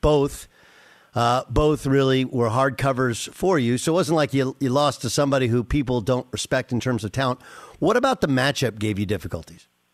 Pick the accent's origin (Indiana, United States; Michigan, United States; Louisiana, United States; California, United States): California, United States; Southern; growing up in Southern California